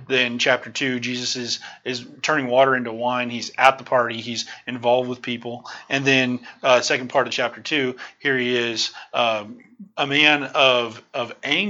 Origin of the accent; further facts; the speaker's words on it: Salem, Missouri, United States; I'm from Salem, Missouri.